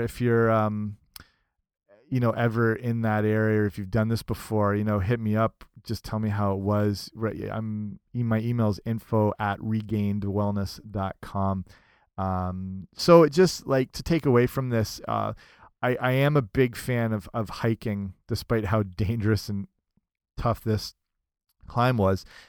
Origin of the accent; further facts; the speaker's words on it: London, Ontario, Canada; I'm from London, Ontario, Canada